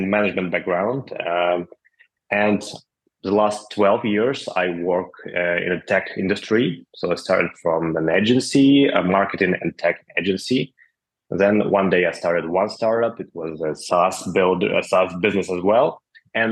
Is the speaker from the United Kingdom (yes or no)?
no; Ukraine; I'm from Ukraine